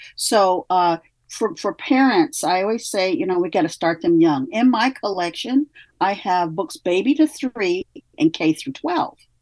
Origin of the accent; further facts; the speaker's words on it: Midwest, United States; now in California, United States; I come from the Midwest. We have a very strong work ethic there.